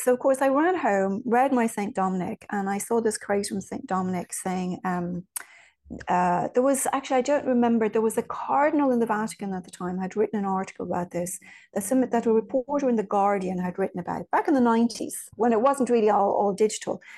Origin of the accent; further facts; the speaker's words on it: Ireland; moved away; also born or lived in Virginia; I was raised in Ireland